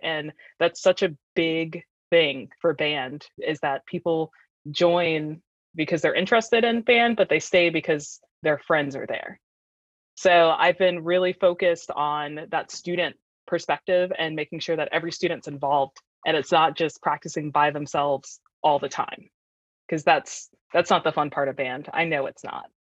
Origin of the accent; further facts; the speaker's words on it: Fredericksburg, Virginia, United States; also born or lived in Richmond, Virginia; I'm actually from Virginia, but I'm not from this area. I grew up in Fredericksburg and went to Chancellor High School